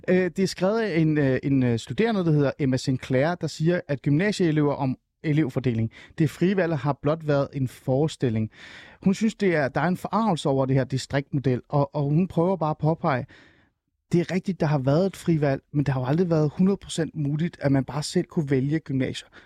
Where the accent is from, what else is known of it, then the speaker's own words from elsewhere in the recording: Djursland, Central Denmark Region, Denmark; jeg er opvokset på